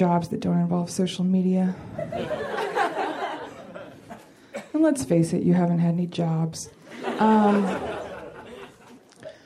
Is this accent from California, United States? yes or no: no; Portland, Oregon, United States; now in Los Angeles, United States; I'm from Portland